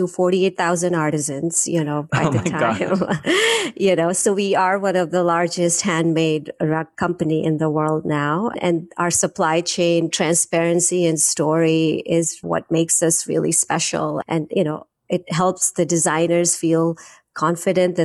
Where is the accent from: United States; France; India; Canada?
India; I was born in India. I grew up in India in our manufacturing business